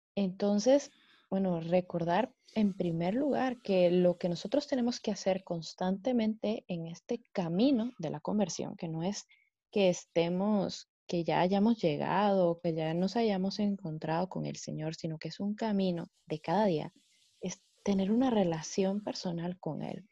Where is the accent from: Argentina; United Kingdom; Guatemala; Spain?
Guatemala; soy pues de Guatemala